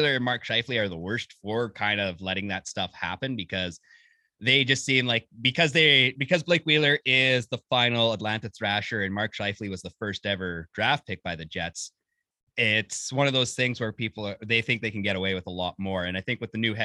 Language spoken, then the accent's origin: English; Edmonton, Alberta, Canada; also born or lived in Manitoba; now in Winnipeg, Canada; I'm going to play for my hometown team.